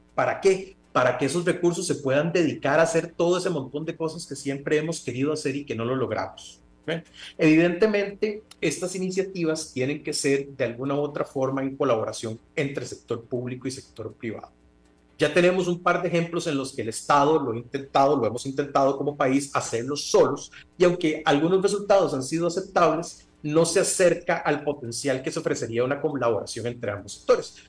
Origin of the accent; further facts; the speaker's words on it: Costa Rica; en mi país se llama Simpemóvil